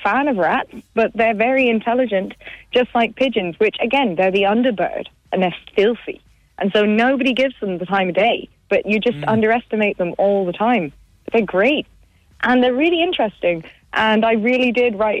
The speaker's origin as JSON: {"language": "English", "town": "Kilkenny", "region": "Leinster", "country": "Ireland", "tie": "born or raised there", "said": "I grew up in Kilkenny, and I was underage in Langton's"}